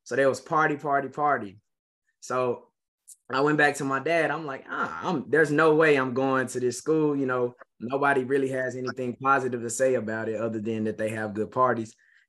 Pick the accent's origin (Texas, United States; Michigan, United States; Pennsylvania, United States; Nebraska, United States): Texas, United States; Fort Worth; Born and raised in Fort Worth, Funky Town, Texas.